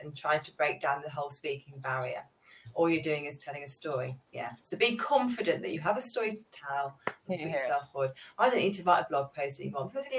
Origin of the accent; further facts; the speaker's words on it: Manchester, North West England, United Kingdom; I'm from Manchester, actually. So that is north.